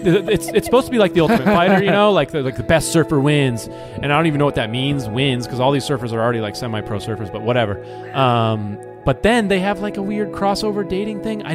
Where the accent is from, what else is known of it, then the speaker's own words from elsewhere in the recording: Florida, United States; moved away; I'm from Florida.